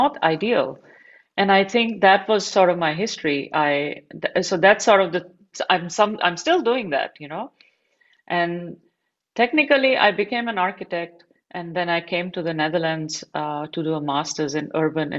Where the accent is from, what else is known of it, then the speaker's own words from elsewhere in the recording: Delhi, India; moved away; also born or lived in Barcelona; I grew up in Delhi in India